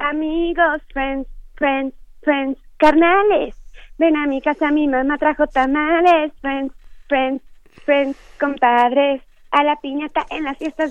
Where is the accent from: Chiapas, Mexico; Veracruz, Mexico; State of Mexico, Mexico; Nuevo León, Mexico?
Chiapas, Mexico; yo que soy chiapaneca